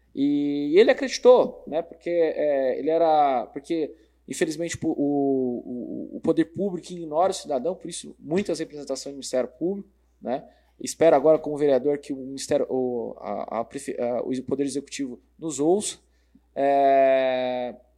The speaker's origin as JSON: {"language": "Portuguese", "region": "São Paulo", "country": "Brazil", "tie": "born or raised there", "moved": "as an adult", "lives_now": "Sorocaba, Brazil", "said": "nasci em São Paulo, né? Há, há 12 anos moro em Sorocaba, na Zona Norte"}